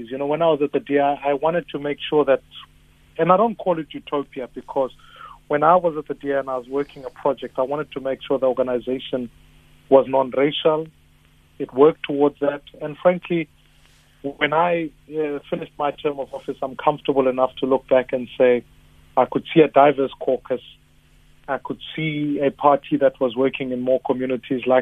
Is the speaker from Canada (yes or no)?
no; South Africa; as a South African who's married in a mixed marriage